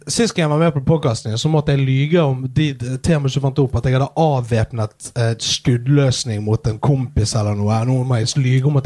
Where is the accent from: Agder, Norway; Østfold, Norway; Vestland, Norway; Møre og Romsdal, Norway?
Vestland, Norway; Askøy; så var vi en eh, gjeng som pleide å henge nede på Kleppestø senter. Eh, på Askøy, der jeg kommer fra.